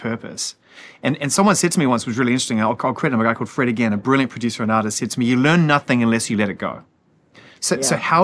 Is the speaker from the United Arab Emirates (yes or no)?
no; New Zealand; I'm a New Zealander